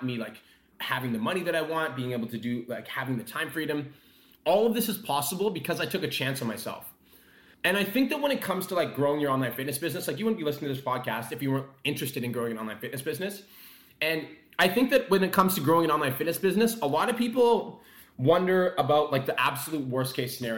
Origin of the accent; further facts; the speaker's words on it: Calgary, Alberta, Canada; I was born and raised in Calgary